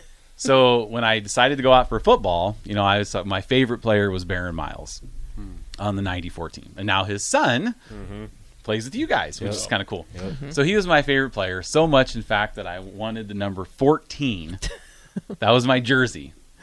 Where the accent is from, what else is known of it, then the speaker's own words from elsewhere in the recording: Iowa, United States; Growing up in Iowa, I was an obnoxious Nebraska fan.